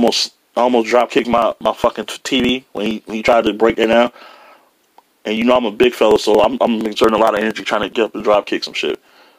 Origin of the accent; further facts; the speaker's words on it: Detroit, Michigan, United States; He was trying to say Detroit, but I'm from Detroit.